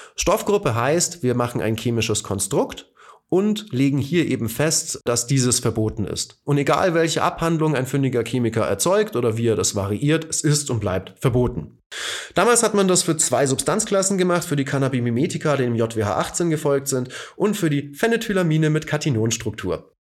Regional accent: Bavaria, Germany; ich bin hier in Bayern geboren und aufgewachsen

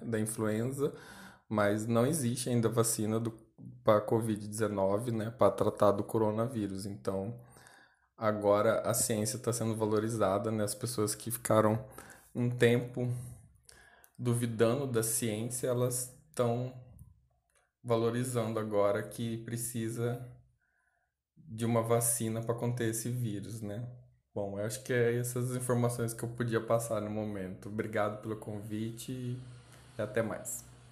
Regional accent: Cáceres, Mato Grosso, Brazil; Eu moro em Cáceres, né, que é a cidade onde, onde eu nasci

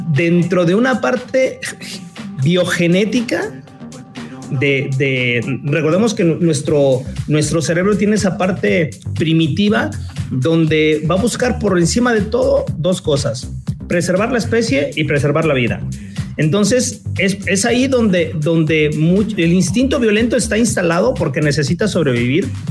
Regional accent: Puebla, Mexico; now in Puerto Vallarta, Mexico; yo me acuerdo donde yo crecí, yo soy de Puebla y donde yo crecí eran barrios en ese entonces.

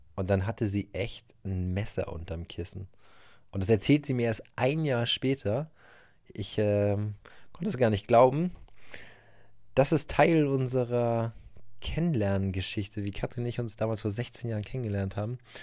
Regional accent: Hamburg area, Germany; wir kommen ja aus dem Umkreis von Hamburg

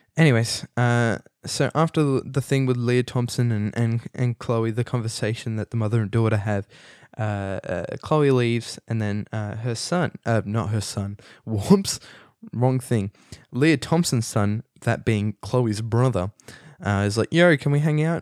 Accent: Australia; I'm Australian.

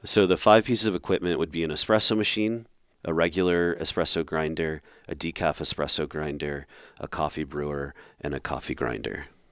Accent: Rhode Island, United States; moved away; I grew up in Rhode Island

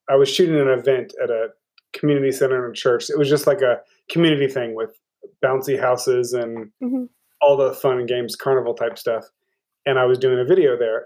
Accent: Norman, Oklahoma, United States; I'm from Oklahoma, pretty much. I grew up in Norman, lived there since I was two

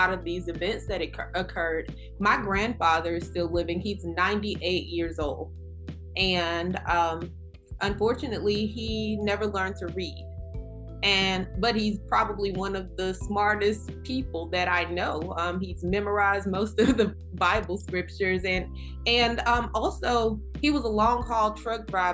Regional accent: Kentwood, Louisiana, United States; now in New York, United States; Here in New York, I really, really appreciate my hometown of Kentwood

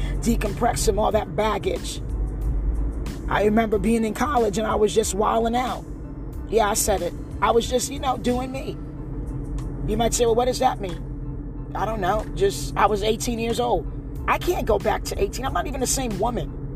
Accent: New Jersey, United States; moved away; also born or lived in Hawaii; I'm not even born in America. But I grew up in Jersey

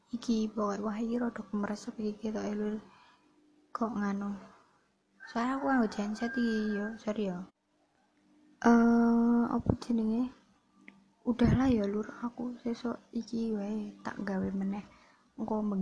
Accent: Java, Indonesia; accent: medok (Javanese); Jadi ya maklumi gue nek wong medok ngene iki ya wong Jawa asli ya bro uh, eh, tidak ada campuran apapun

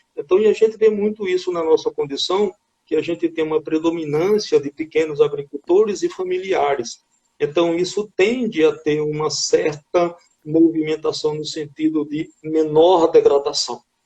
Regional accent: Patos, Paraíba, Brazil; moved away as an adult; also born or lived in Lavras, Minas Gerais; Eu sou paraibano, nascido em Patos, me formei em 1994 em Engenharia Florestal, na antiga UFPB

